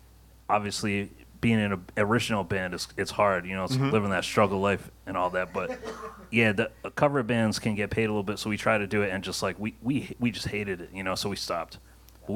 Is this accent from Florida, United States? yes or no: no; Fall River, Massachusetts, United States